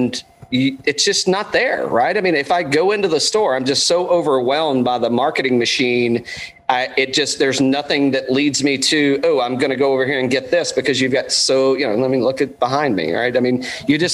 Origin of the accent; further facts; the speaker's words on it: East Tennessee, United States; I'm from East Tennessee